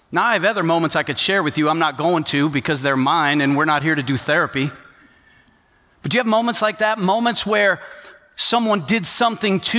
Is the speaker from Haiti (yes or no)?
yes; Port-au-Prince, Ouest, Haiti; So, my parents were missionaries. I grew up in Port au Prince, Haiti, and uh, I went to an international school, union school, a lot of different nationalities.